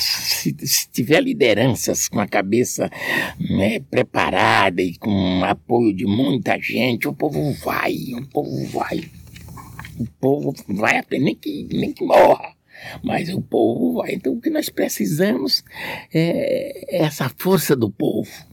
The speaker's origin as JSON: {"language": "Portuguese", "town": "Amarante", "region": "Piauí", "country": "Brazil", "tie": "born or raised there", "moved": "as an adult", "said": "No Amarante, onde eu, vi, onde eu nasci, criei até os meus 32 anos"}